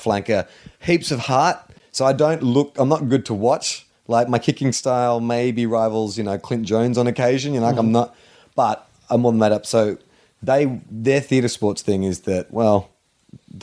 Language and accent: English; Australia; accent: Australian; moved away as an adult; also born or lived in Los Angeles